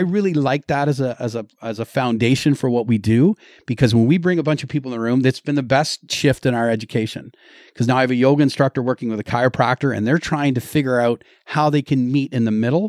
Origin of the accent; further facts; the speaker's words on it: Lindsay, Ontario, Canada; I'm from Lindsay